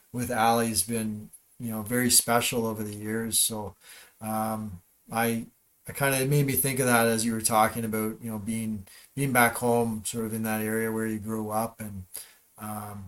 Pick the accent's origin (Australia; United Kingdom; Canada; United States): Canada; Northern Ontario; I grew up in Northern Ontario